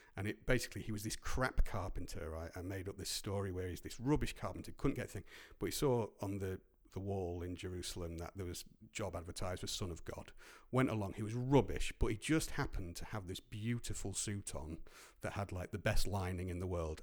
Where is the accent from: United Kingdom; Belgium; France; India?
United Kingdom; Grimsby, Yorkshire and the Humber; moved away; also born or lived in Cleethorpes; growing up in Grimsby and Cleethorpes